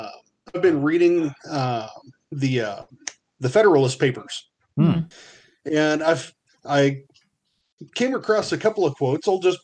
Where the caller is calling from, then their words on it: Burns, Oregon, United States; So, Burns, Oregon.